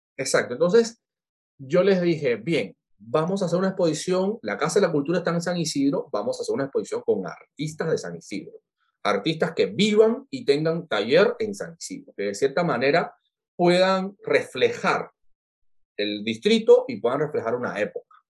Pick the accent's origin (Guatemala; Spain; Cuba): Cuba; moved away as an adult; now in Lima, Peru; nosotros como cubanos somos, somos tan adaptables